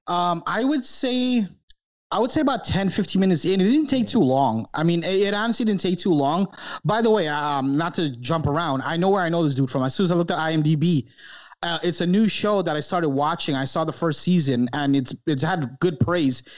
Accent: New York, United States; growing up in New York when I was a kid

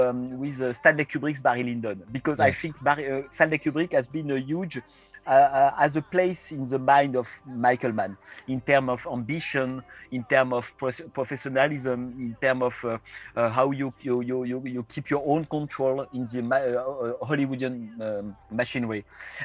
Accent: France; accent: French; English is a second language; Again, my accent is a French accent, so I'm really

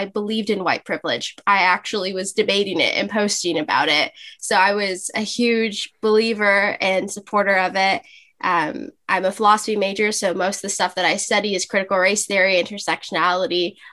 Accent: Los Angeles, California, United States; I'm from Los Angeles, California. I've been born and raised here all my life.

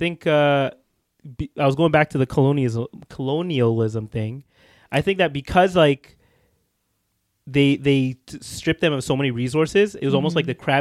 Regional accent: Ethiopia; I'm from Ethiopia

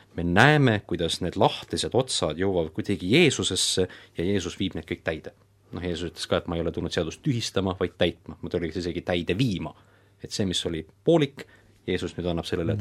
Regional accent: Estonia; me oleme siin eestlased

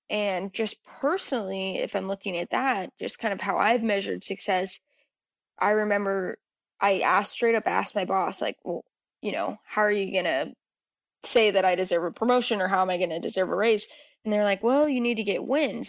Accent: New Mexico, United States; moved away as an adult; now in Dallas, United States; I am from New Mexico

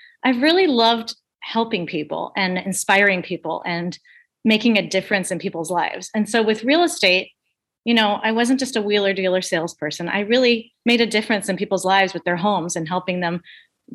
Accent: Scottsdale, Arizona, United States; also born or lived in New York City; I grew up in Arizona, Scottsdale, Arizona

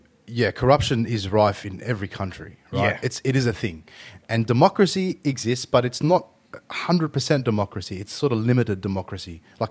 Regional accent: Australia; born there; As a Australian Lebanese person, if you'll call it that, because I'm born here

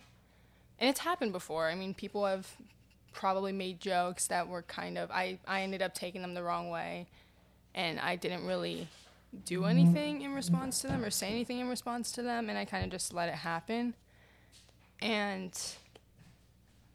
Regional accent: New York City, New York, United States; I live in New York, and I've lived in New York my entire life, and I grew up in New York City.

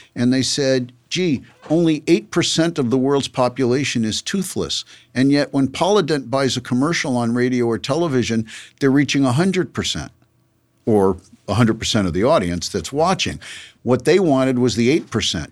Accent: Los Angeles, California, United States; also born or lived in New York; I grew up in Los Angeles

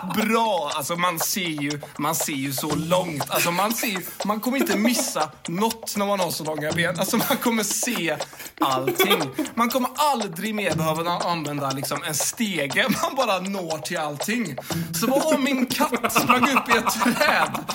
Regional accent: Mölnlycke, Västra Götaland, Sweden; now in Lund, Sweden; Jag kommer ju från Mölnlycke. Jag kommer inte ifrån Lund. Jag bara råkar vara bosatt i Lund.

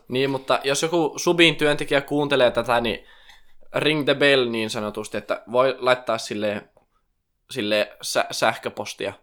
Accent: Raahe, North Ostrobothnia, Finland; moved away as an adult; now in Oulu, Finland; mä tuun Raahesta, tai itse asiassa Oulusta nykyään, tai alun perin Raahesta.

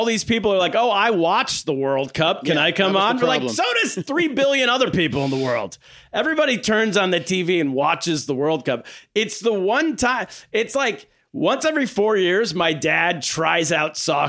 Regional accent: United States; also born or lived in China; growing up in America.

